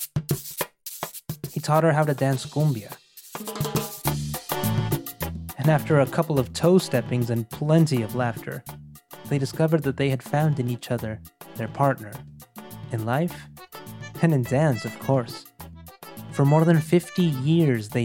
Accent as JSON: {"language": "English", "town": "Monterrey", "region": "Nuevo León", "country": "Mexico", "tie": "born or raised there", "moved": "as an adult", "lives_now": "New York, United States", "said": "I was born in Monterrey, in northeastern Mexico. And several years ago, life led me across the border to New York."}